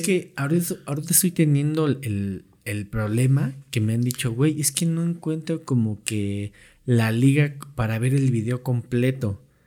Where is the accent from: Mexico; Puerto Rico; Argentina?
Mexico